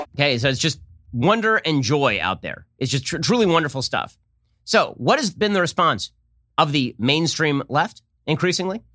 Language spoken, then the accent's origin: English; United States; as an American and as a Jew, I wear this yarmulke